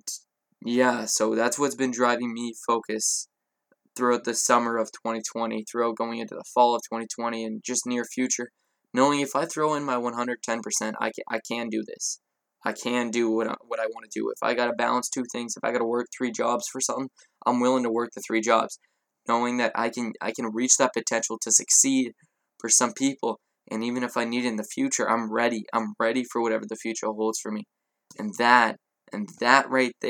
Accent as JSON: {"language": "English", "country": "Canada", "said": "I'm Canadian"}